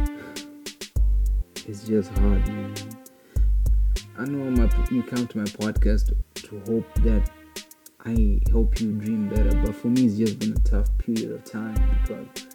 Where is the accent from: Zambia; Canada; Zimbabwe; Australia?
Zimbabwe; growing up in Zimbabwe